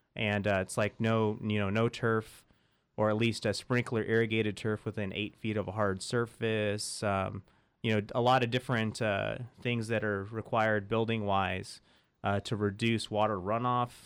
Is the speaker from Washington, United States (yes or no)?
no; Central Valley, California, United States; I grew up in the Central Valley